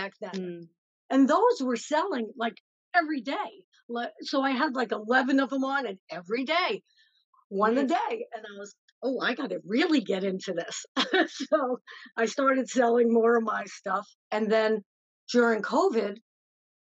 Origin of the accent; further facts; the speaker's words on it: New York City, New York, United States; now in upstate New York, United States; originally I'm from the Bronx. Now I'm in upstate New York.